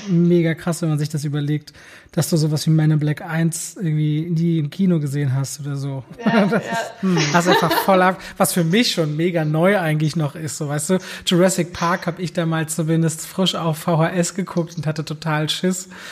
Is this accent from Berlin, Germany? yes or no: yes; Berlin, Germany; Also ich so Berliner, Ostberliner Kind